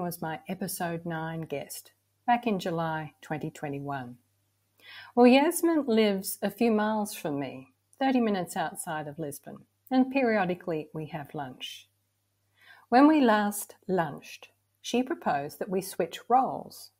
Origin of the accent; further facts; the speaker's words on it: Victoria, Australia; moved away; my Australian childhood was somewhat ideal. Lots of freedom to be outdoors, always a feeling of safety and security. We lived about 2 hours southeast of Melbourne, in a small town.